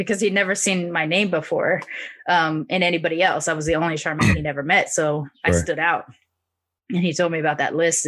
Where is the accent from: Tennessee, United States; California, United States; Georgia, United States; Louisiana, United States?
California, United States; Long Beach; growing up in Long Beach